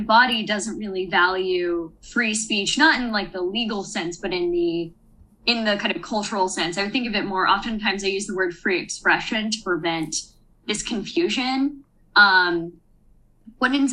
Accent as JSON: {"language": "English", "region": "Alabama", "country": "United States", "also_born_or_lived": "Virginia", "moved": "as an adult", "said": "I'm from Alabama"}